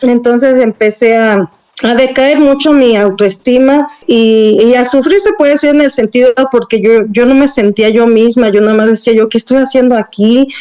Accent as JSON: {"language": "Spanish", "country": "Mexico", "said": "como mexicanos"}